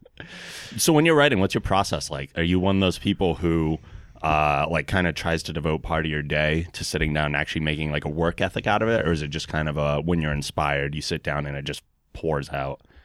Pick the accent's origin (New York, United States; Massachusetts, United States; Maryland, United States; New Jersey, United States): Massachusetts, United States; North Attleboro; I grew up in North Attleboro